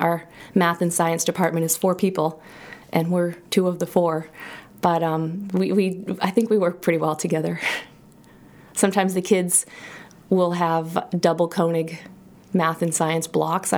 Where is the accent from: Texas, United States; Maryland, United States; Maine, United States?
Maine, United States; Auburn; also born or lived in Idaho; now in Sugarloaf, United States; I grew up in Auburn, and so, you know, it was very close